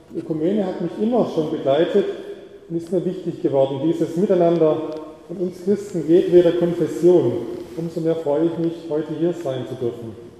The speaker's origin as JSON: {"language": "German", "area": "the South", "region": "Southern Germany", "country": "Germany", "moved": "yes", "said": "bei uns im Süden"}